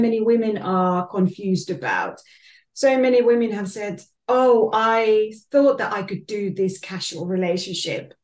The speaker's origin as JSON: {"language": "English", "country": "Finland", "moved": "as an adult", "lives_now": "London, United Kingdom", "said": "I'm originally from Finland"}